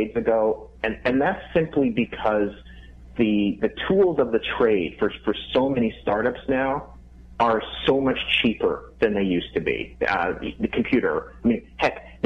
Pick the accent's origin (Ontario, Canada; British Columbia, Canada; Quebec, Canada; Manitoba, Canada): Manitoba, Canada; Winnipeg; now in Minneapolis, United States; I grew up in Winnipeg, Canada